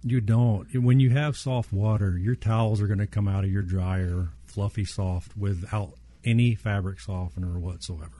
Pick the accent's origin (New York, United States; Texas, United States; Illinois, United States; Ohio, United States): Texas, United States; Southeast; born or raised there